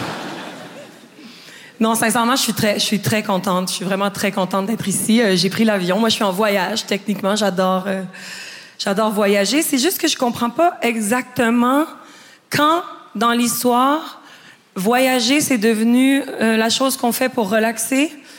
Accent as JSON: {"language": "French", "region": "Quebec", "country": "Canada", "said": "je suis québécoise"}